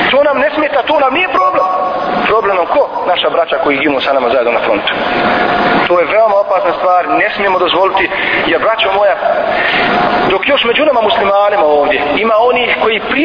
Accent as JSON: {"language": "Croatian", "country": "Bosnia & Herzegovina", "said": "ovdje kod nas u Bosni i Hercegovini."}